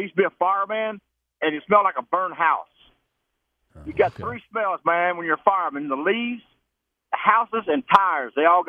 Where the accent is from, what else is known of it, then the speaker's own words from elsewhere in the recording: Arkansas, United States; They said, man, where are you from? I said, I'm from Arkansas.